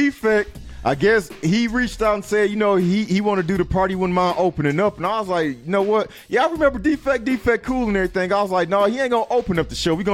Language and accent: English; Detroit, Michigan, United States; When I came to and I'm from Detroit to Saginaw.